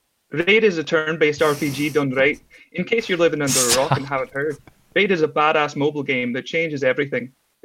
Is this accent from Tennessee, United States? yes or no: yes; Tennessee, United States; I'm actually from Tennessee.